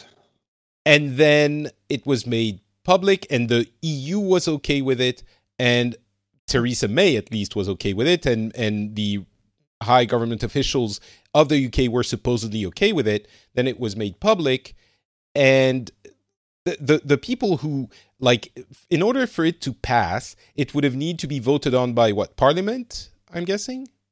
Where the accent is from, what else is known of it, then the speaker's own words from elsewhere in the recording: France; now in Finland; But I'm originally from France